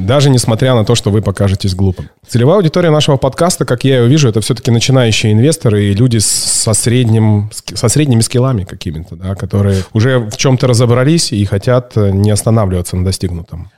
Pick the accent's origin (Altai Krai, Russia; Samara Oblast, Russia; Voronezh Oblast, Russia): Altai Krai, Russia; Barnaul; в Барнауле, в моем родном городе